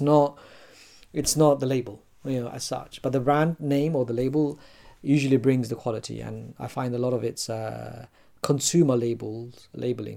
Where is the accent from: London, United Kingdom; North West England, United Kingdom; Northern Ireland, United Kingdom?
London, United Kingdom; I was born in London. I was brought up in the UK.